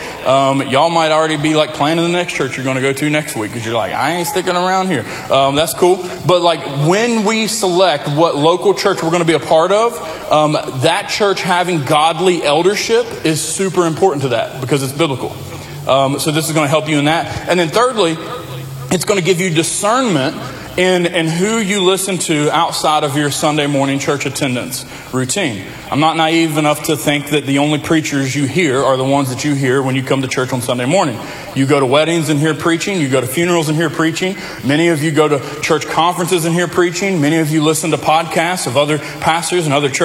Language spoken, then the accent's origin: English; Lincoln County, Appalachia, United States; I grew up in Lincoln County, redneck, Appalachia, country is all get out.